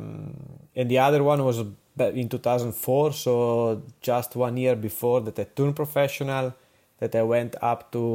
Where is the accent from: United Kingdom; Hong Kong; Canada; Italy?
Italy; now in Switzerland; now I'm Swiss, but I was born in Italy, and obviously the Giro was on my TV screen since when I was a child